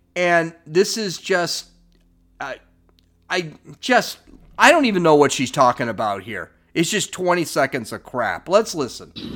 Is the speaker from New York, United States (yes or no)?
no; Los Angeles, California, United States; I'm from Los Angeles